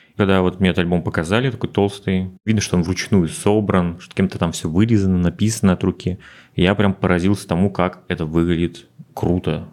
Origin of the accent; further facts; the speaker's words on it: Udmurtia, Russia; moved away as an adult; now in Moscow, Russia; вернулся в родную республику на время